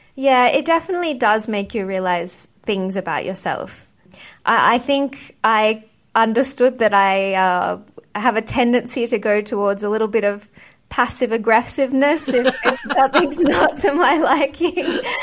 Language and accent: English; Australia; moved away as an adult; also born or lived in United Kingdom; I grew up in Australia